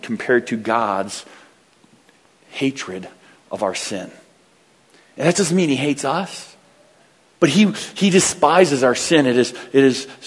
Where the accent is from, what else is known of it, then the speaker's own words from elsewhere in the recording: United States; I'm an American